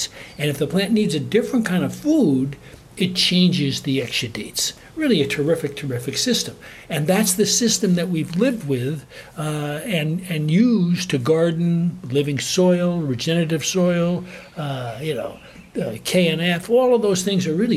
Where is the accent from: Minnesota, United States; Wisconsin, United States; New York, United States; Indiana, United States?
New York, United States; moved away; also born or lived in Alaska; I grew up in New York on a little gentleman's farm in a suburban community